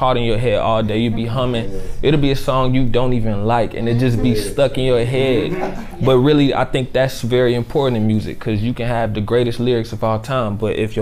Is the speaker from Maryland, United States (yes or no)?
no; Dayton, Ohio, United States; born and raised in Dayton, Ohio